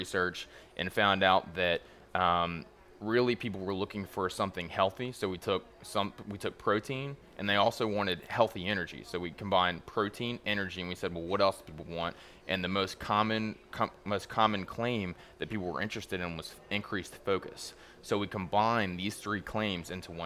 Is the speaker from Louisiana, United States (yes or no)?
yes; Baton Rouge, Louisiana, United States; moved away as an adult; now in New Orleans, United States; I'm from Baton Rouge